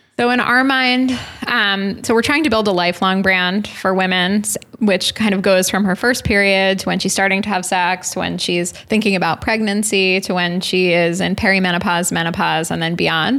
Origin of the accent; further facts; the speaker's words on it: New York City, New York, United States; New York City